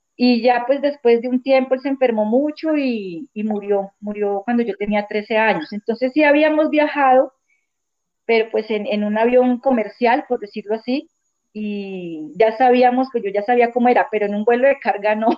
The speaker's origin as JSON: {"language": "Spanish", "town": "Leticia", "region": "Amazonas", "country": "Colombia", "tie": "born or raised there", "also_born_or_lived": "Eje Cafetero", "said": "vivo en el Amazonas, nací aquí, en Leticia, pues casi toda mi vida la, he pasado aquí."}